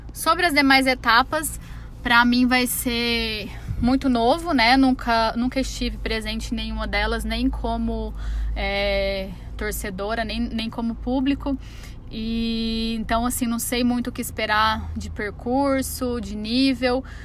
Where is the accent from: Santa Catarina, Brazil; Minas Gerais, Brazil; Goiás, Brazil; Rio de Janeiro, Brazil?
Minas Gerais, Brazil; Araguari; A gente é de Araguari